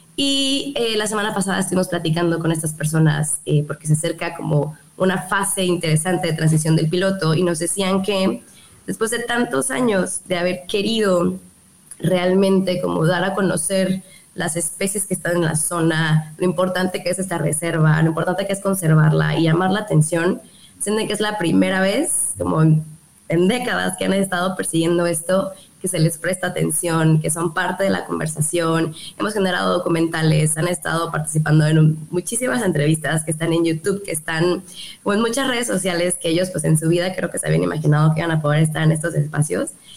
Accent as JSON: {"language": "Spanish", "region": "Yucatán", "country": "Mexico", "said": "aquí en Yucatán, aquí en, mi tierra"}